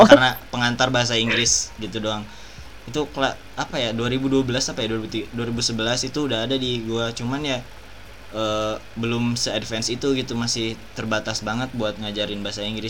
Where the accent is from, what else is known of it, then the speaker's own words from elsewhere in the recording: Bandung Regency, West Java, Indonesia; accent: Sundanese; SD-nya pindah-pindah terus kayak bukan di kota yang besar gitu di Kabupaten Bandung